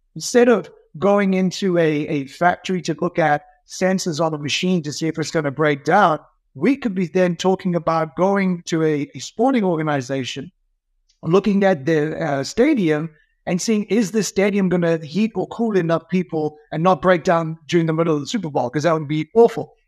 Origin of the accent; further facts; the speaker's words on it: South Africa; moved away; growing up in South Africa